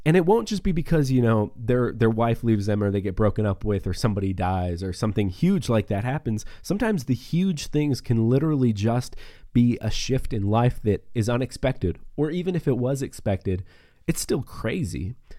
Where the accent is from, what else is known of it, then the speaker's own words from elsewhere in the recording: Northeast Montana, United States; moved away as an adult; also born or lived in Oklahoma City / Texas; now in Wyoming, United States; I grew up in Northeast Montana as well, small town, uh, three thousand people